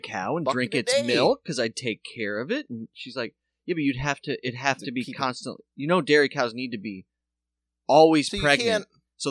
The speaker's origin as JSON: {"language": "English", "region": "South Dakota", "country": "United States"}